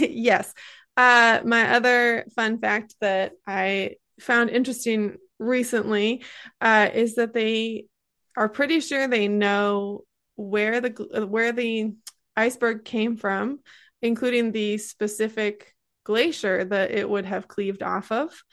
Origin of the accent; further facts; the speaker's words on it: Great Lakes, United States; I come from the Great Lakes region